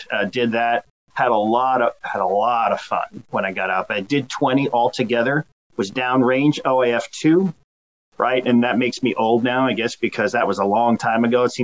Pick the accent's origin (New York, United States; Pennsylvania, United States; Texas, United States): New York, United States; Long Island; but I did a lot of growing up on Long Island, and and I went from there.